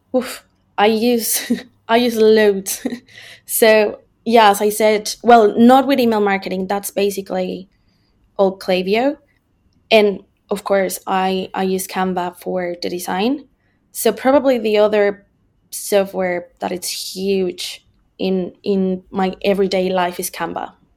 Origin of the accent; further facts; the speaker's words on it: Mexico; moved away as an adult; now in Ireland; I'm originally from Mexico, uh, but I've been living in Ireland for five years now